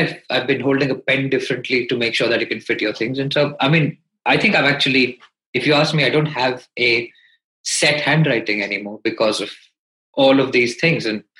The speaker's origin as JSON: {"language": "English", "country": "India", "tie": "born or raised there", "also_born_or_lived": "Calcutta / Hyderabad / Delhi", "said": "So I grew up in India. I studied in Calcutta for 6 years."}